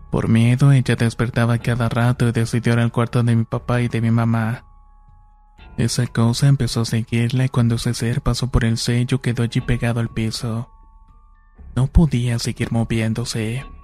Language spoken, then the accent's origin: Spanish; Cambay, State of Mexico, Mexico; de Cambay, Estado de México.